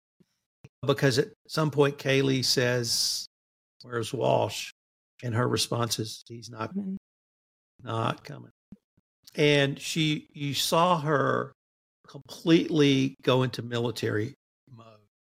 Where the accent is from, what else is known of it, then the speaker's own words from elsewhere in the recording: Texas, United States; being a Texan